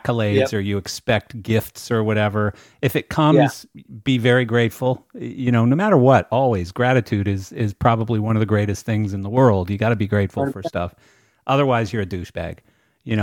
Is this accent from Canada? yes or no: yes; Canada; also born or lived in Pembroke Pines, Florida; now in Wellington, United States; I grew up in Canada